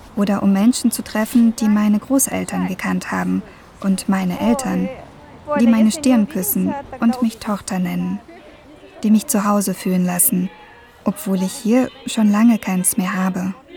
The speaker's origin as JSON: {"language": "German", "country": "Germany", "tie": "born or raised there", "also_born_or_lived": "Novostroyka, near Astana, Kazakhstan", "lives_now": "Mannheim, Germany"}